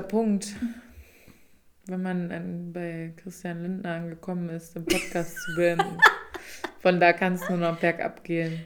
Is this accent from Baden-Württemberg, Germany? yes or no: no; Rhineland-Palatinate, Germany; now in Berlin, Germany; da wo ich aufgewachsen bin